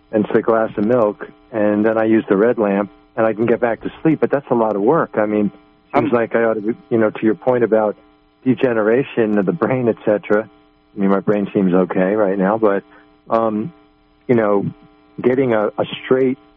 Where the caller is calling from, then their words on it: Arcata, California, United States; i uh, I'm from Arcata, uh, California.